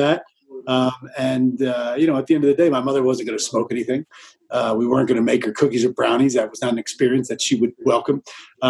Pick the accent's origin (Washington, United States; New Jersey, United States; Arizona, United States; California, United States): New Jersey, United States; now in Colorado, United States; I grew up in New Jersey